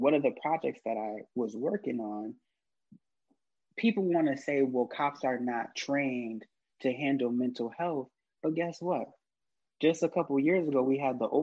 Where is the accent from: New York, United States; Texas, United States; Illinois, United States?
New York, United States; Rochester; I'm originally from Rochester, New York